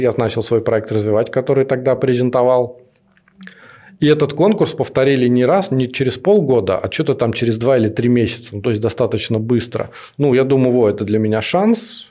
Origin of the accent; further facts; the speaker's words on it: Nekrasovsky, Moscow Oblast, Russia; я жил не в Москве, это примерно 20 километров э, на север. А у нас там был небольшой поселок